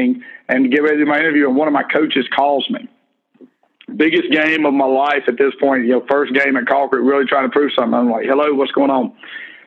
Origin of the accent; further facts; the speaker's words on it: Greenville, Alabama, United States; moved away as an adult; now in Colquitt County, United States; I grew up in Greenville, Alabama. I actually grew up on a farm there with my mom and dad